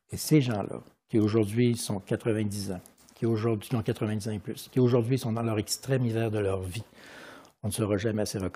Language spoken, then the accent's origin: French; Quebec, Canada; born there; j'ai des racines italiennes, espagnoles, françaises et je suis né au Canada, au Québec.